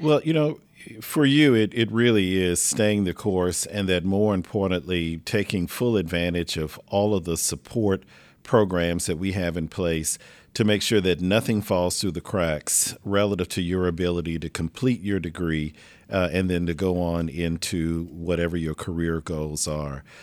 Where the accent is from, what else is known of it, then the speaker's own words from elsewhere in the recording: Lake Charles, Louisiana, United States; moved away as an adult; also born or lived in New Orleans, Louisiana; now in Houston, United States; I grew up in Lake Charles, Louisiana